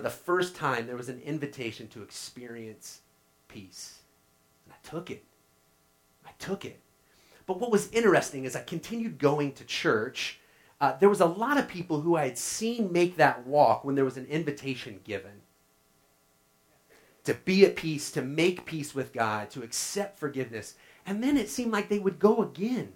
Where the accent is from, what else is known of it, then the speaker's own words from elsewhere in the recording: Oklahoma, United States; growing up in Oklahoma, we fished a lot.